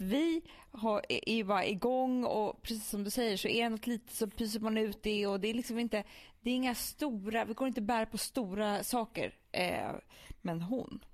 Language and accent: Swedish; Stockholm, Stockholm County, Sweden; vi som är stockholmare